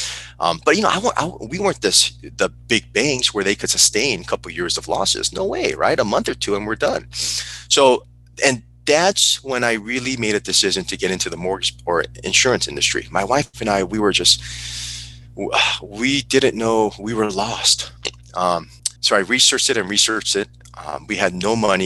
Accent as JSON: {"language": "English", "town": "Burbank", "region": "California", "country": "United States", "tie": "born or raised there", "also_born_or_lived": "South Korea", "said": "I grew up in Burbank, California"}